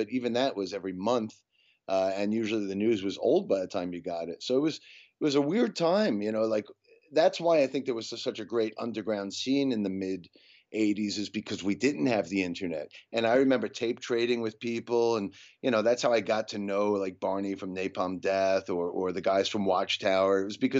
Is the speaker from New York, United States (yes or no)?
yes; Long Island, New York, United States; I grew up on Long Island, New York.